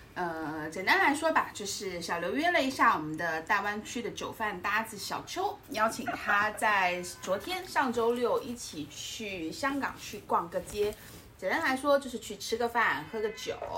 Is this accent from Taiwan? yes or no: no; Guangdong, China; 作为一个广东人